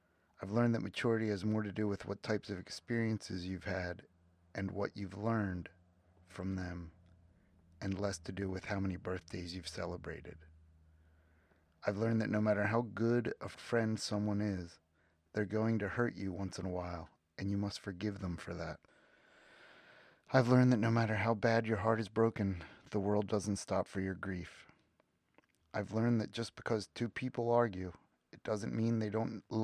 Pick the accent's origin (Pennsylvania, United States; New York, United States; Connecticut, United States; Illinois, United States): Pennsylvania, United States; 45 minutes west of Philadelphia; I was born on City Line Avenue in Philadelphia, or on the edge of Philadelphia, on City Line Avenue. And I grew up 45 minutes west of Philadelphia, halfway between the city and Amish country